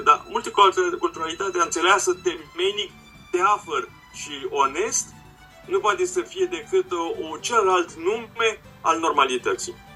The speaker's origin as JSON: {"language": "Romanian", "country": "Romania", "said": "suntem români, am făcut studii în Occident"}